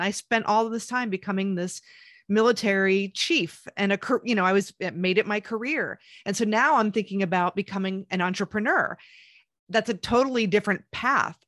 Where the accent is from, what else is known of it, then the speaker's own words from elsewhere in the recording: Pennsylvania, United States; moved away as an adult; also born or lived in Queens, New York; I was born in New York and the Queens area, but I moved to Pennsylvania, Amish country, but in the city ba, uh, when I was, like, ten years old